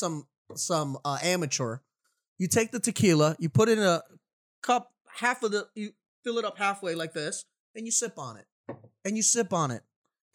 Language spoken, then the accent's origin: English; Florida, United States; I'm from Florida.